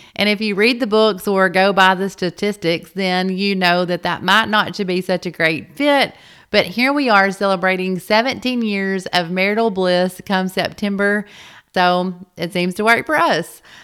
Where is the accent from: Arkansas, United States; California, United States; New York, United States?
Arkansas, United States; North Little Rock; we were both born and raised in the North Little Rock area